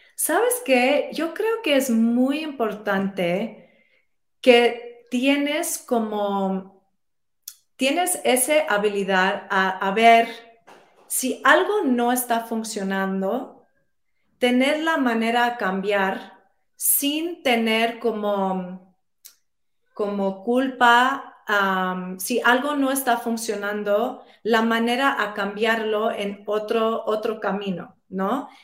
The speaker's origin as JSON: {"language": "Spanish", "town": "New York City", "region": "New York", "country": "United States", "tie": "born or raised there", "said": "yo crecí en Nueva York, eh, soy puertorriqueña"}